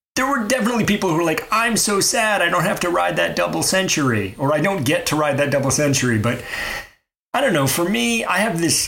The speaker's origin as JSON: {"language": "English", "town": "Mobile", "region": "Alabama", "country": "United States", "tie": "born or raised there", "said": "I grew up in Mobile, Alabama"}